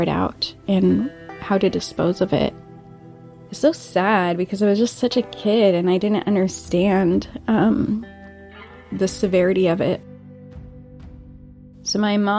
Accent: Monroe, Washington, United States; I grew up in Monroe, Washington

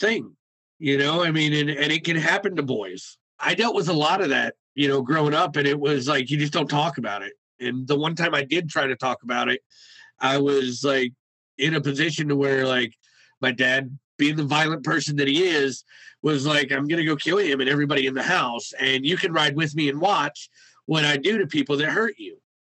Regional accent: Cleveland, Ohio, United States; I grew up and I was born and raised in Cleveland, Ohio in 1983.

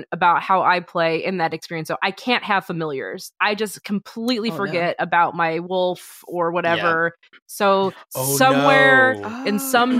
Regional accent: Indiana, United States; Growing up in the Midwest as a person of color and in the schools that I was

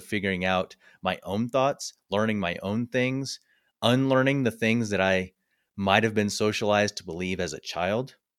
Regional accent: Midwest, United States; now in Colorado, United States; I was born and raised in the Midwest

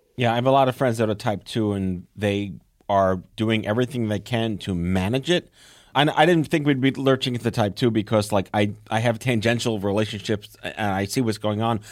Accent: New York, United States; I'm from New York

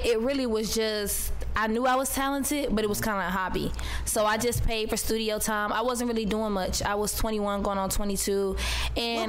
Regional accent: Atlanta, Georgia, United States; born or raised there; also born or lived in Maryland

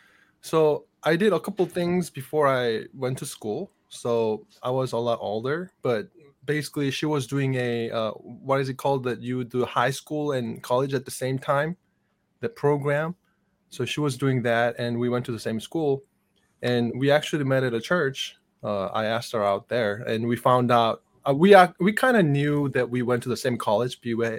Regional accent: South Korea; English is a second language; moved away as an adult; now in Bellingham, United States; I grew up in Korea, and it's been about 11 years since I moved to the U.S., and I was in ROK Army, Korean Army, South Korean Army, and I was a Christian missionary for a while too.

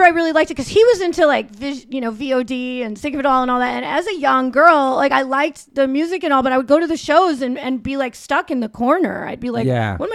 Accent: New Jersey, United States; moved away as an adult; also born or lived in Lowell, Massachusetts / Brooklyn / New York; now in Los Angeles, United States; New Jersey's really where I like grew up and I lived there

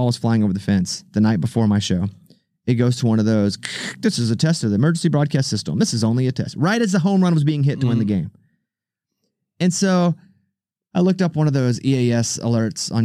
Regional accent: Arkansas, United States; moved away; I grew up in Arkansas

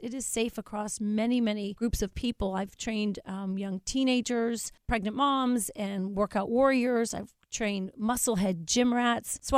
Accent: Coral Springs, Florida, United States; I'm from Coral Springs, Florida, South Florida.

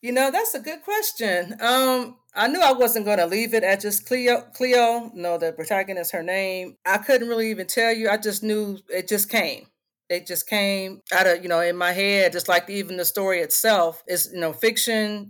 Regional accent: Indianapolis, Indiana, United States; moved away as an adult; also born or lived in Michigan; Indianapolis, Indiana is my hometown, born and raised.

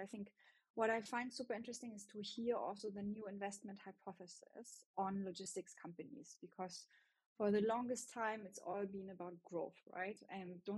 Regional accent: Germany; accent: German; English is a second language; you hear my German accent

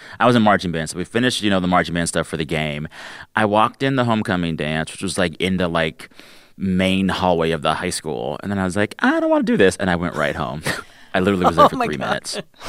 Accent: Texas, United States; moved away; I am from Texas, just about an hour south of you guys.

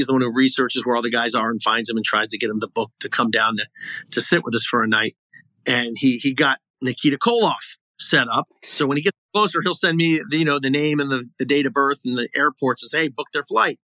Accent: Baltimore, Maryland, United States; I'm from Baltimore

